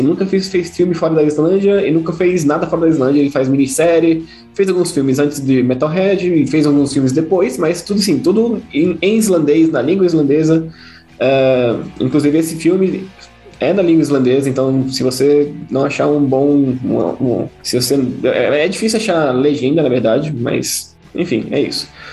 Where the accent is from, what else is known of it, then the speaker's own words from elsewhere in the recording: Brazil; a gente é brasileiro